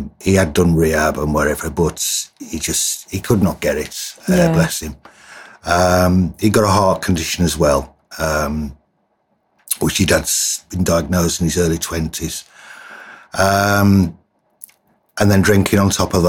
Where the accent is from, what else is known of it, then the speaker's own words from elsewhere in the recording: Wolverhampton, West Midlands, United Kingdom; I'm originally from the West Midlands, Wolverhampton. I'm a black country boy, not a Brummie